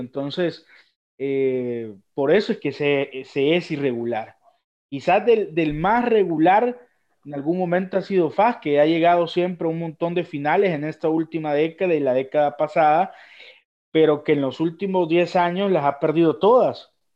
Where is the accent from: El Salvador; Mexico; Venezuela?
El Salvador; nosotros en El Salvador